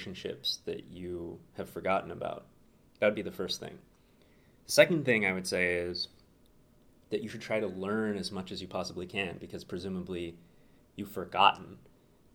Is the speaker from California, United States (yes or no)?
yes; Santa Barbara, California, United States; moved away as an adult; also born or lived in Berkeley, California; now in Chicago, United States; Born and raised, sunny Santa Barbara, California